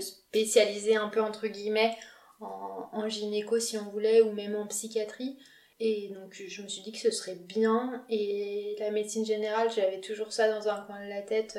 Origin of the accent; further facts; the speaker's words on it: Lyon, Auvergne-Rhône-Alpes, France; je suis lyonnaise, du coup je suis née à Lyon. Euh, j'ai habité chez mes parents tout mon externat